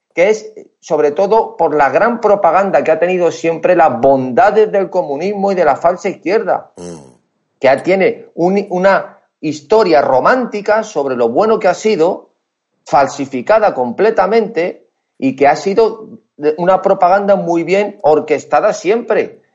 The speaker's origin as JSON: {"language": "Spanish", "town": "Madrid", "region": "Community of Madrid", "country": "Spain", "said": "Soy de Madrid, de Madrid"}